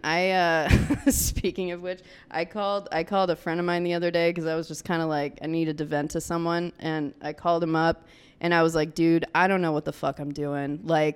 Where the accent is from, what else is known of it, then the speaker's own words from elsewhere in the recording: Seattle, Washington, United States; My Jewish dad. I was born in Seattle.